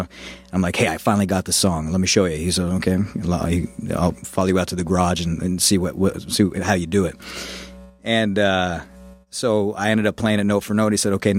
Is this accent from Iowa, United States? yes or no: no; Kenai Peninsula, Alaska, United States; now in Florida, United States; So I was born and raised in Alaska in the Kenai Peninsula close to Anchorage